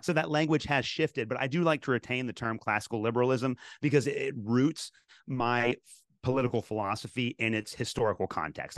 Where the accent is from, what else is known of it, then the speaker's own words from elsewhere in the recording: Kentucky, United States; I was raised in Kentucky